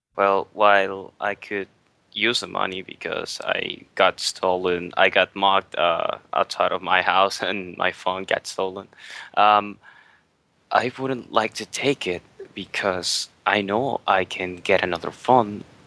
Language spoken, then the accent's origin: English; Venezuela; I'm from Venezuela